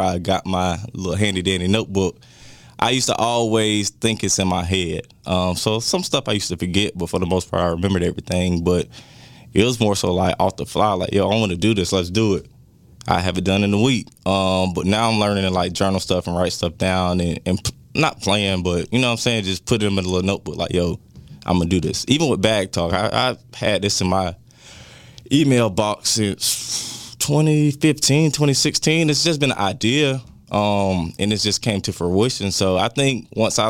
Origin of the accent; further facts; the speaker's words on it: Jacksonville, Florida, United States; I'm from Jacksonville